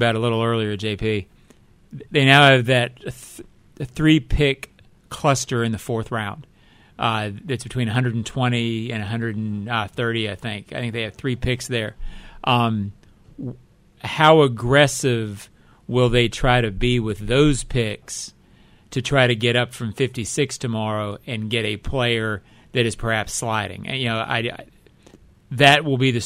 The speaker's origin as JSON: {"language": "English", "town": "Jacksonville", "region": "Florida", "country": "United States", "tie": "born or raised there", "said": "I've lived in Jacksonville all my life"}